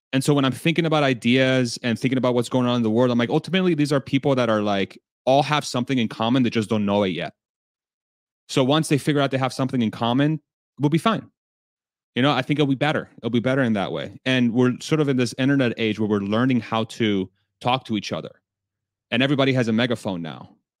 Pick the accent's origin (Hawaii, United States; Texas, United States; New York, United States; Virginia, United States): Texas, United States; I'm from Texas